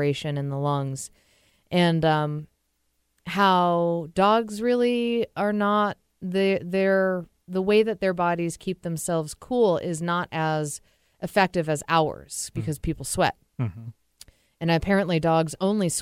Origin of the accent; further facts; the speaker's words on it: New England, United States; now in Seattle, United States; I'm from New England. It gets even hotter there